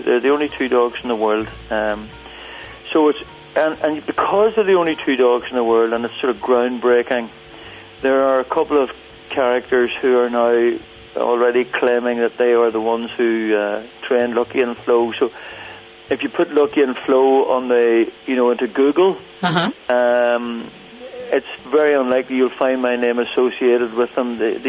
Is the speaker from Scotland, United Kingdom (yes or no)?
no; Northern Ireland, United Kingdom; I'm Irish, right, and I haven't traveled a whole lot. I'm sort of buried in the mountains of Mourne here